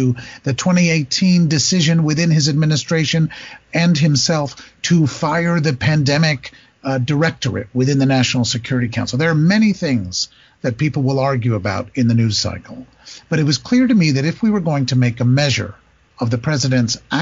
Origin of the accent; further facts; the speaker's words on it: New York City, New York, United States; I'm a New Yorker